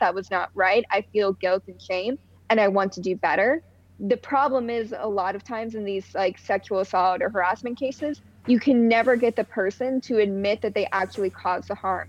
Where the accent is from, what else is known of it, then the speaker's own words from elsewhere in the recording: outside of Pittsburgh, Pennsylvania, United States; I grew up in Pittsburgh. Like outside of Pittsburgh